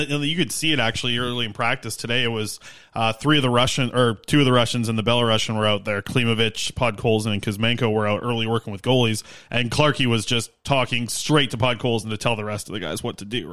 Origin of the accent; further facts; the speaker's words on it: Nanaimo, British Columbia, Canada; Nanaimo, my hometown, to Newmarket, Ontario